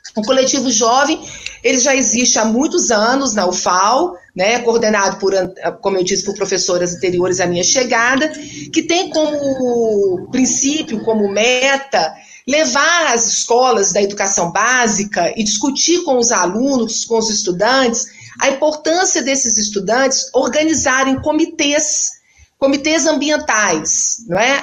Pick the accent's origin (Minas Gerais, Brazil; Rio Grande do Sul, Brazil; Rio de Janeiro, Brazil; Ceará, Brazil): Minas Gerais, Brazil; moved away as an adult; also born or lived in Alagoas; now in Maceió, Brazil; Eu sou mineira, né? hoje eu já me considero uma mineira lagoana